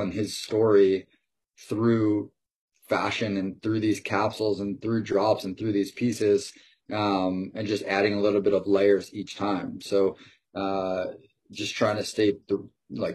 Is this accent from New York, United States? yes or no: yes; Long Island, New York, United States; I'm originally from Long Island, 30 minutes outside of Manhattan. Grew up there